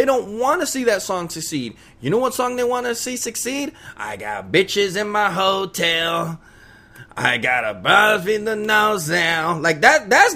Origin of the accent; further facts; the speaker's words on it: Los Angeles, California, United States; I'm from East LA. I'm a Mexican